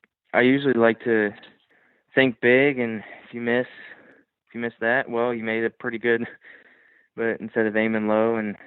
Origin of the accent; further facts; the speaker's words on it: Ohio, United States; also born or lived in Miami, Florida; I was born in Miami, moved to Ohio